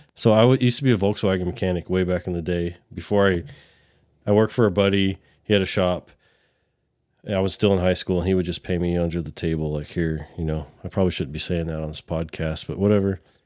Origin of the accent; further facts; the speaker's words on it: California, United States; now in Texas, United States; I'm a Californian